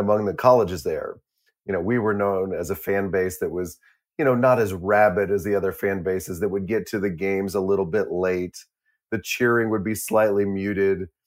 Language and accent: English; Fort Worth, Texas, United States; that's where I grew up in Fort Worth